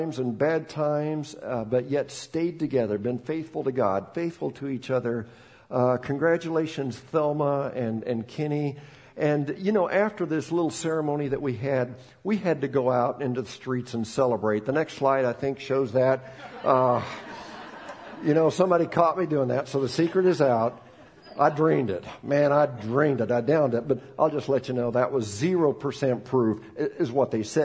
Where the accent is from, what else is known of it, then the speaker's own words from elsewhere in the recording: Bolivia; moved away; I'm from Bolivia, and talking to them in Spanish